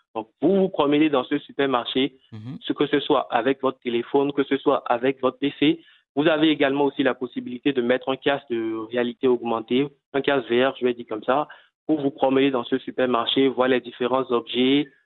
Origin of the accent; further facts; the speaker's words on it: Cotonou, Littoral, Benin; chez nous à Cotonou